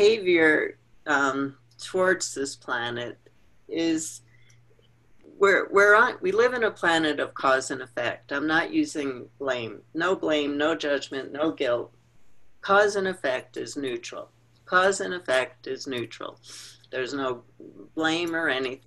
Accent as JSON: {"language": "English", "region": "New York", "country": "United States", "tie": "born or raised there", "said": "I grew up in New York"}